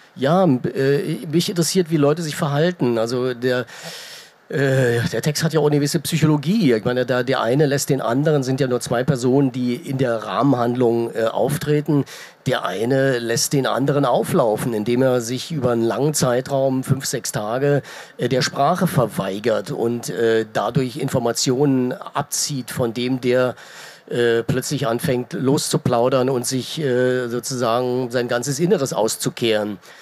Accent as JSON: {"language": "German", "country": "Germany", "tie": "born or raised there", "said": "Ich bin in der DDR groß geworden"}